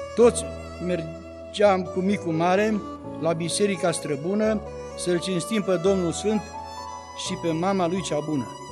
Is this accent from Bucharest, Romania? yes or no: no; Țentea, Bistrița-Năsăud, Romania; moved away; satul meu. Țentea se numește satul de pe plaiuri bistrițele, îndregit cum nu e altul, îmbătrânit de multă vreme. Mă amintesc de acele timpuri, când pe acolo ne jucam